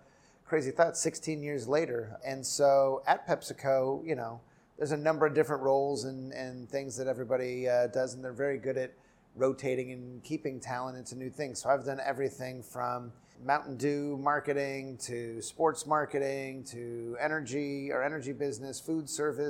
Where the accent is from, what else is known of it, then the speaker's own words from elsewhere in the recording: Southern California, United States; moved away as an adult; also born or lived in Chicago / New Haven; So I grew up in Southern California